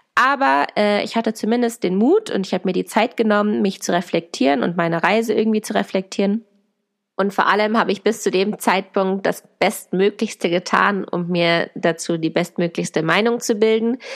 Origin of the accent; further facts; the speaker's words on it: Hanover, Lower Saxony, Germany; ich komme übrigens aus Hannover